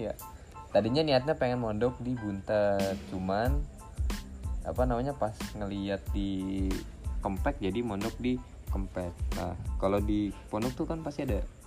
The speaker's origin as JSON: {"language": "Indonesian", "town": "Bekasi", "region": "West Java", "country": "Indonesia", "also_born_or_lived": "Cirebon", "said": "Gua tuh orang Bekasi sebenarnya."}